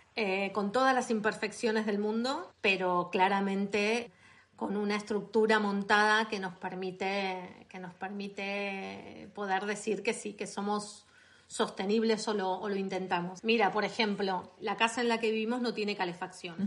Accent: Buenos Aires, Argentina; accent: Argentine; moved away as an adult; now in Catalonia, Spain; soy argentina. Eh, nací en Buenos Aires eh, y llevo en España 20 años.

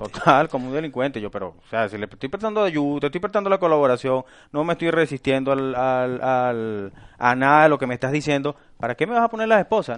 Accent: Venezuela; moved away as an adult; now in Spain; Yo fui 10 años taxistas en Venezuela

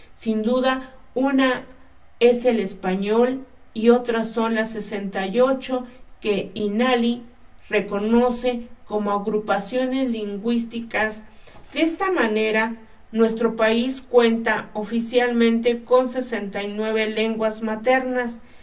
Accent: Mexico; nuestra ide-, identidad como mexicanos

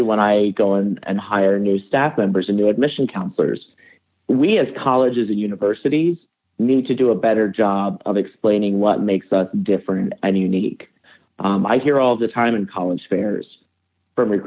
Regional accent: Northeast, United States; I grew up in the Northeast and I went 100 miles away.

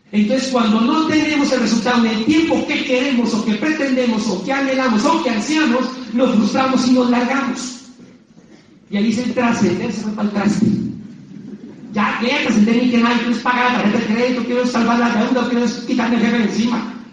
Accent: Antioquia, Colombia; Desde los ocho años que yo descargaba los árboles de mi abuelo de aguacates, bajaba a mi pueblo en Antioquia, a la carretera destapada

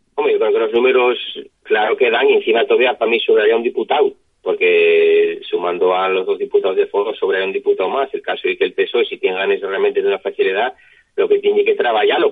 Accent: Asturias, Spain; Yo soy de, de Chena

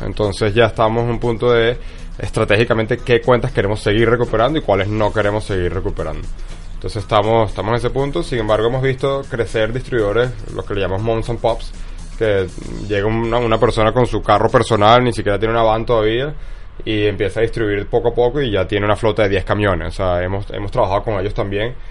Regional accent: Venezuela; also born or lived in Texas; me regresé a Venezuela

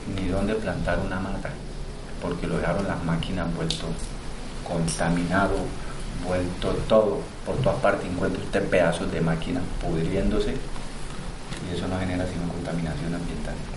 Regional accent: Bajo Atrato, Chocó, Colombia; Yo nací en el municipio de Uribe, hacia el norte, pero me crié en el Bajo Atrato, en el municipio de Río

